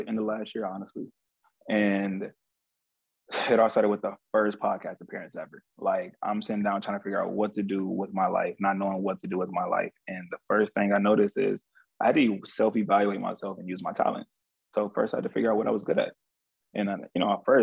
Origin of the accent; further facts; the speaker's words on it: Cleveland, Ohio, United States; I grew up in a hood growing up in one of the most dangerous places in the United States, Cleveland, Ohio